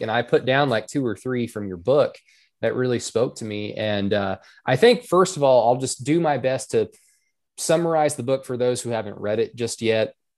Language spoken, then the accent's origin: English; Norman, Oklahoma, United States; my hometown in Oklahoma